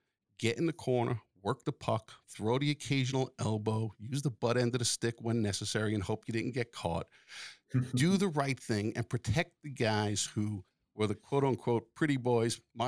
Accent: Long Island, New York, United States; I grew up on Long Island

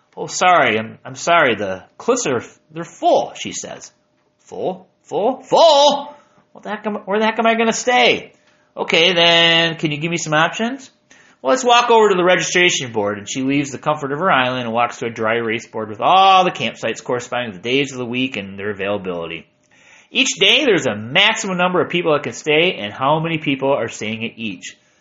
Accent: Battle Creek, Michigan, United States; I'm from Battle Creek

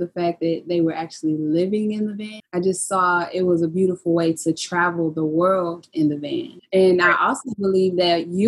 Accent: Houston, Texas, United States; I was born and raised in Houston, Texas

